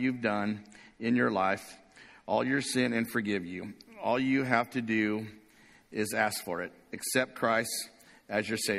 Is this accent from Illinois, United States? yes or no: no; Corona, California, United States; I grew up in a small town in Corona, California